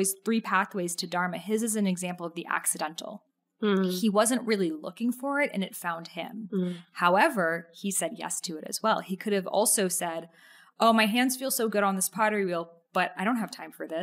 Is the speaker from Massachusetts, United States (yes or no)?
yes; near Salem, Massachusetts, United States; I grew up near Salem, Massachusetts